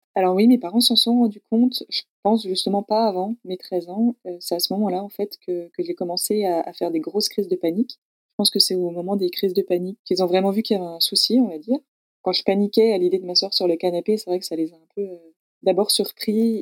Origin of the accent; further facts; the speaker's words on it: Besançon, Bourgogne-Franche-Comté, France; moved away as an adult; je suis née à Besançon, dans le Doubs, tout à l'est de la France, à la, frontière suisse. J'ai grandi là jusqu'à mes 18 ans